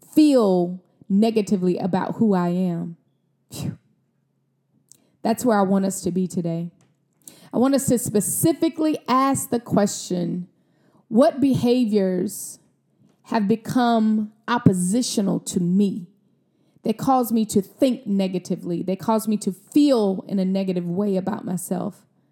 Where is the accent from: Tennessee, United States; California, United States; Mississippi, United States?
Mississippi, United States; I'm from Mississippi. I'm a country girl